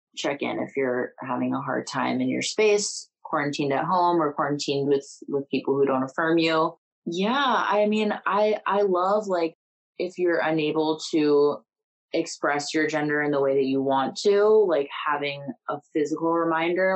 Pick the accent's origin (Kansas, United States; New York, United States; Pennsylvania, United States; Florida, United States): Kansas, United States; we're from Kansas